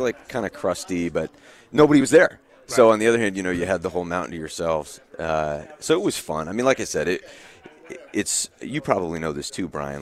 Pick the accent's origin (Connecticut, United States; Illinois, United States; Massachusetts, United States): Connecticut, United States; Windsor; I grew up in Windsor with uh, with his kids